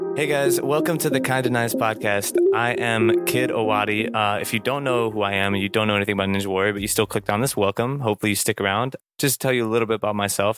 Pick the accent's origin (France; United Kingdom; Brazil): France; now in Houston, United States; I was born in France. I am living in Houston, Texas at the time of recording